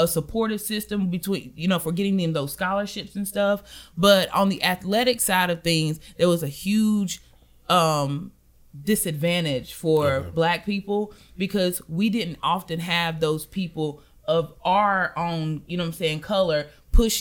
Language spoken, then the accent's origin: English; Belmont, North Carolina, United States; I'm from good old Belmont, North Carolina.